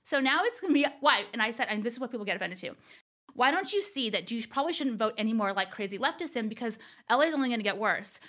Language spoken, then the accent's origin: English; Orange County, California, United States; also born or lived in Los Angeles; they don't think I'm from here